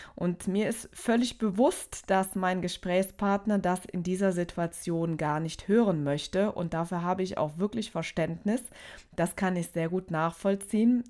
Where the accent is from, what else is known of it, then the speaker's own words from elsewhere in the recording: Aachen, North Rhine-Westphalia, Germany; Ich komme aus Aachen